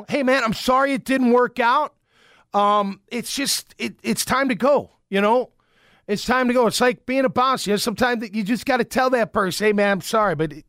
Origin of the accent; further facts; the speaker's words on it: Chicago, Illinois, United States; It's okay. I'm from Chicago. I get fired up.